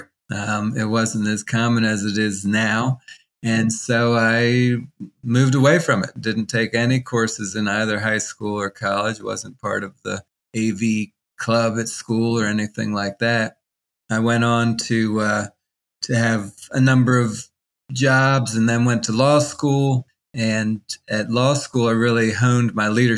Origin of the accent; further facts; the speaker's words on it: Washington, District of Columbia, United States; I was born in Washington, D.C., and grew up in a family as the oldest of six kids.